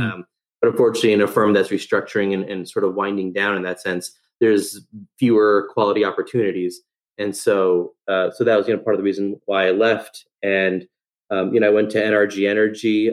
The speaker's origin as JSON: {"language": "English", "town": "Fair Lawn", "region": "New Jersey", "country": "United States", "tie": "born or raised there", "said": "born and raised in New Jersey, um, grew up in, in, North Jersey in a little town called Fairlawn"}